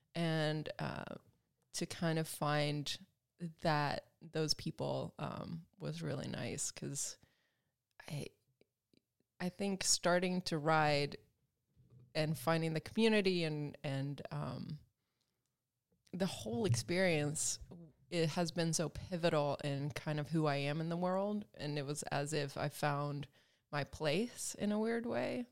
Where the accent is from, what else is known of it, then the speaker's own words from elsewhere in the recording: Alabama, United States; moved away as an adult; also born or lived in Sweden; now in Los Angeles, United States; I'm Swedish, and, um, you know, I grew up in Alabama